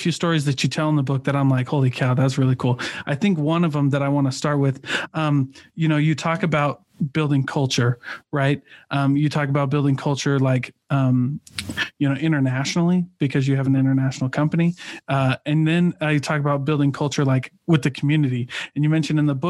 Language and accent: English; Midwest, United States; I'm from the Midwest